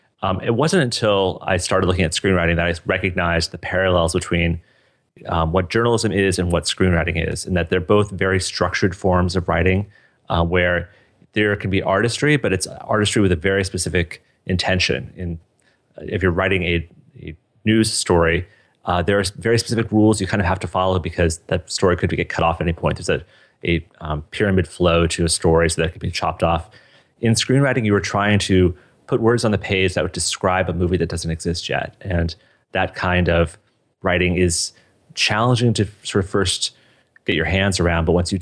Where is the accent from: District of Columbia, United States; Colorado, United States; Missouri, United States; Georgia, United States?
Colorado, United States; Boulder; So I grew up in Boulder, Colorado. I went to Fairview High School, just like you did.